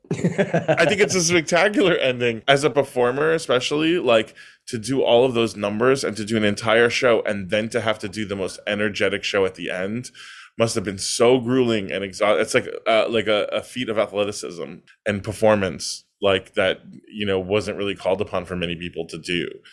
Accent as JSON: {"language": "English", "region": "New York", "country": "United States", "tie": "born or raised there", "said": "the Italian neighborhood I grew up in now is all Russian and Chinese"}